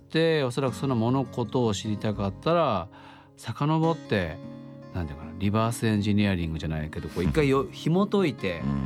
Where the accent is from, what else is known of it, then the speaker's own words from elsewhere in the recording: Oita, Japan; moved away; also born or lived in Saga Prefecture; 僕は大分県出身であり、うん、えっともともと故郷は佐賀県なんですけども